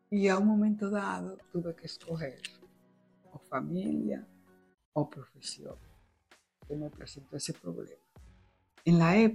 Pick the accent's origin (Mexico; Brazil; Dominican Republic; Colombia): Dominican Republic; moved away as an adult; otro tiempo en República Dominicana, pero era infeliz. Y yo, que me preparé para hacer una carrera de éxito en mi país, y ya antes de irme, yo pertenecía al bufete Ramos vecina